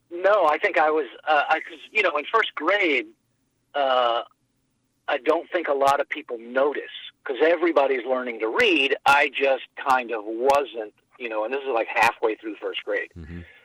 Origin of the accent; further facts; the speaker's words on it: Winston-Salem, North Carolina, United States; I grew up in Winston-Salem, North Carolina.